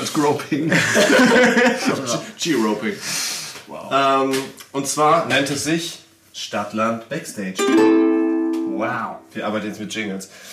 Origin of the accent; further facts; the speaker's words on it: Germany; wir sind halt Deutsche